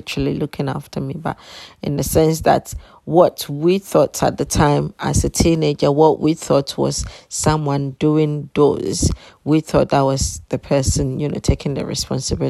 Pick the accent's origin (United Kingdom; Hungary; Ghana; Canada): Ghana; I was born in Ghana